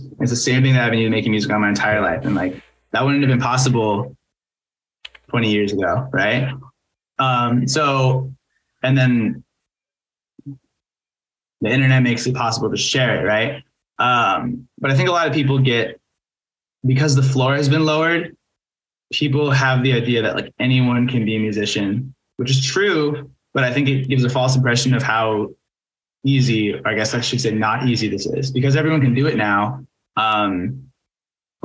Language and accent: English; Seattle, Washington, United States; growing up in Seattle